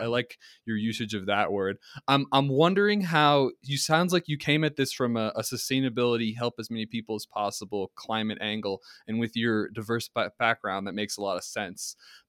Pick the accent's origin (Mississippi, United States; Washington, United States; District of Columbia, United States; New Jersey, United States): New Jersey, United States; accent: New Jersey; also born or lived in Colorado; so I've lived in Colorado for like almost 10 years now, and people say that my New Jersey accent is kind of dissipated